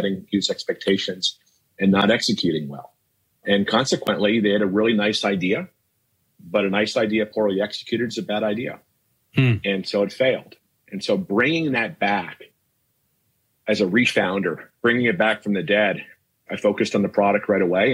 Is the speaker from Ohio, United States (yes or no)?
yes; Cincinnati, Ohio, United States; I was born in Cincinnati